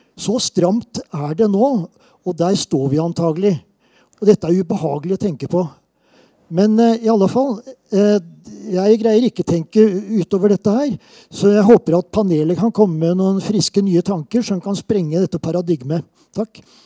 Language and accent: Norwegian; Southern Norway, Norway; accent: southern Norwegian (søring); now in Trondheim, Norway; jeg er søring